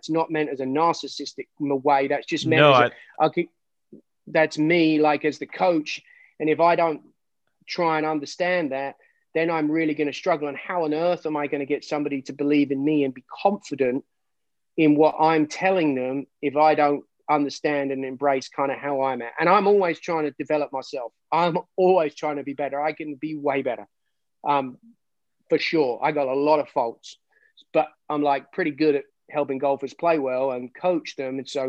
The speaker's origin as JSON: {"language": "English", "region": "England", "country": "United Kingdom", "said": "I'm English."}